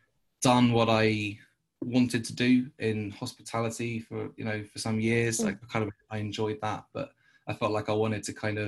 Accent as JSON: {"language": "English", "region": "London", "country": "United Kingdom", "said": "I'm from London"}